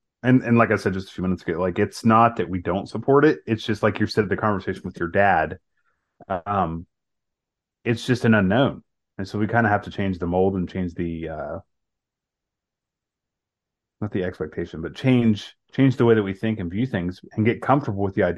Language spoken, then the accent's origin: English; the South, United States; Like maybe it's just a culture thing because of, you know, growing up in the South